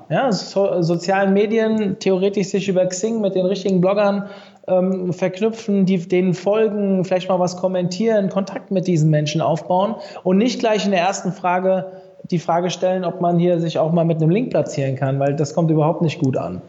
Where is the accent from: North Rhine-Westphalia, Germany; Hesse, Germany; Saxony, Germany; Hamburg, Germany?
Hesse, Germany; Frankfurt; Ich war früher natürlich als Frankfurter oder Umkreis Frankfurter Eintracht-Fan